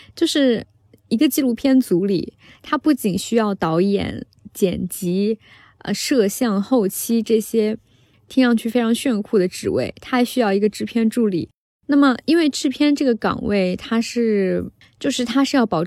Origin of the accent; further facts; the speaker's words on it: southern China, China; moved away as an adult; now in Beijing, China; 从小在南方混迹，